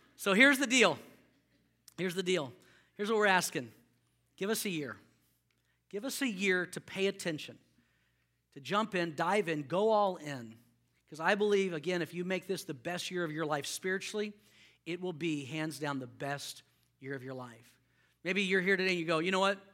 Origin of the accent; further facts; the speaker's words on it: Houston, Texas, United States; I grew up in Houston